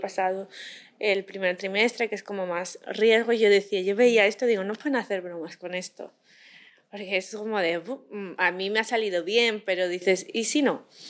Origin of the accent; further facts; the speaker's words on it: a town 40 km from Madrid, Community of Madrid, Spain; cuando yo era adolescente, yo estaba en el coro de la iglesia de mi pueblo, que está a 40 kilómetros de Madrid